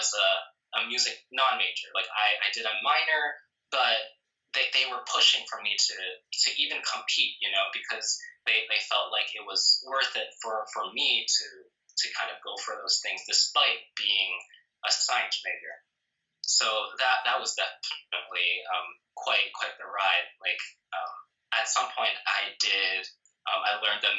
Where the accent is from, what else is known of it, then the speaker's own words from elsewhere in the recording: New Jersey, United States; I've lived in New Jersey all my life